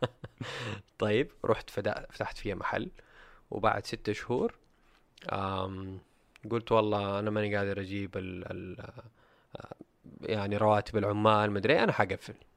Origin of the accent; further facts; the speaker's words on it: Saudi Arabia; عندنا في السعوديه